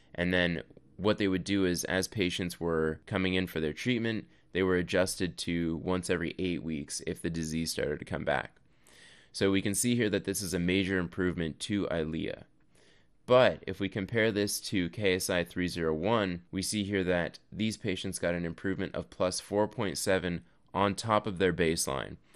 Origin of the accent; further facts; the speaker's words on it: Canada; now in United States; I am actually Canadian, but I do live in the U S